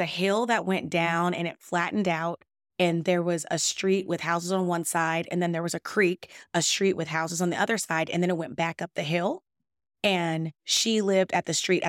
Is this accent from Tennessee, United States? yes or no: yes; Nashville, Tennessee, United States; born there; also born or lived in Gary, Indiana; So when I was born in Nashville, Tennessee